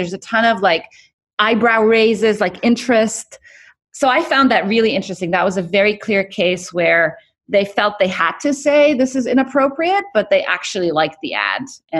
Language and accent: English; Kuwait; also born or lived in Cairo, Egypt; So my parents, I was born in Cairo, but right after they moved to Kuwait